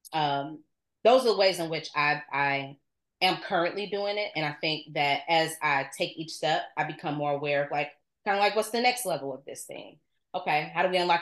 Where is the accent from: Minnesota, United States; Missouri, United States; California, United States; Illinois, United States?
Illinois, United States; Chicago; Born and raised on the South Side of Chicago